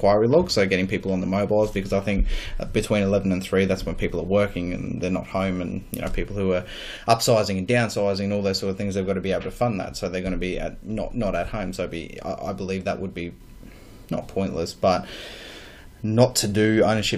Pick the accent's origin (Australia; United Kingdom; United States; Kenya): Australia; Ipswich, Queensland; From Ipswich